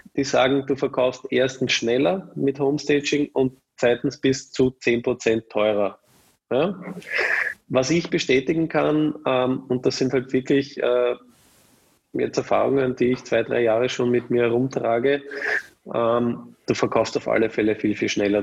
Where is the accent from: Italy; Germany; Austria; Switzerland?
Austria; Vienna; bin auch ein echter Wiener